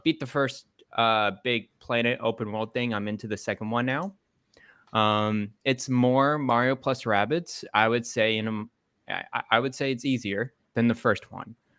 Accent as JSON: {"language": "English", "town": "Dallas", "region": "Texas", "country": "United States", "tie": "born or raised there", "moved": "yes", "said": "I grew up in Dallas, Texas"}